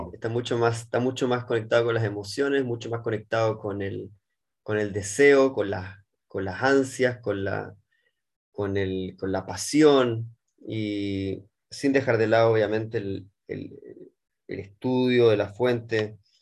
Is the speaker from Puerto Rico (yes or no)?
no; Chile; moved away as an adult; now in Israel; nacido y criado en Chile, abogado de profesión